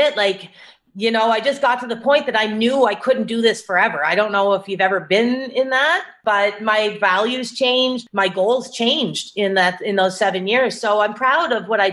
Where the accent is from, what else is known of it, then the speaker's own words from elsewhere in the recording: Cape Breton Island, Nova Scotia, Canada; So I'm Canadian. I grew up in Nova Scotia on a small island actually called Cape Breton Island off the east coast of Nova Scotia.